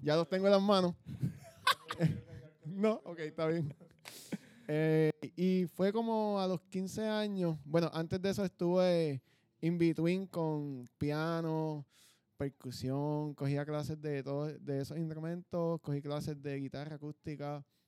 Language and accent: Spanish; Coamo, Puerto Rico; also born or lived in Ponce, Puerto Rico; Coameño, nací en Ponce y bueno, toda la vida en Coamo